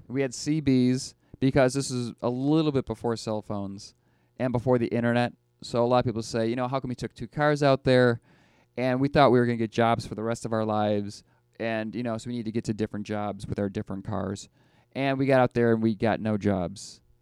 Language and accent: English; Buffalo, New York, United States; I'm from Buffalo